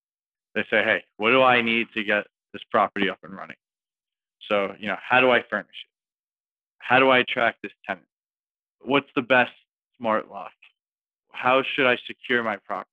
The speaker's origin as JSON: {"language": "English", "town": "New York City", "region": "New York", "country": "United States", "said": "I'm from New York City"}